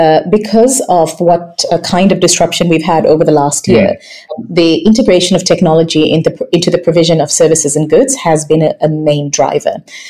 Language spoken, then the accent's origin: English; Zambia; also born or lived in Malawi / Botswana; Having been born in Malawi, growing up in Zambia and Botswana, the Africa that I grew up with is one that I very rarely recognize